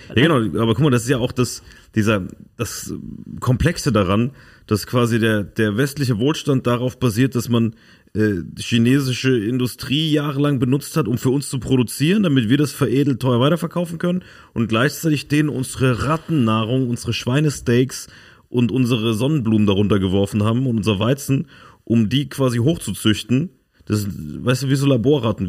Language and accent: German; Saarland, Germany; da, wo ich herkomme, Saarland